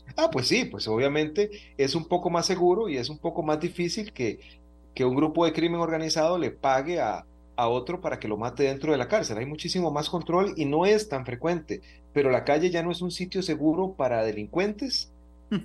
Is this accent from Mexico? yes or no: no; Costa Rica; todos los costarricenses